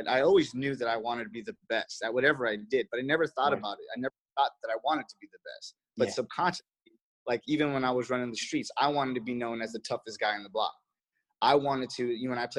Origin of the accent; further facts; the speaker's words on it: Los Angeles, California, United States; I'm from Reseda, California, and that's where the Karate Kid is